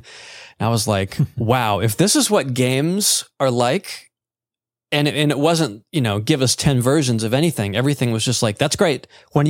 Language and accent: English; North Carolina, United States; also born or lived in Georgia; I was born in Georgia, but I moved up here like in middle school, essentially. So I've been here pretty much all my life in North Carolina.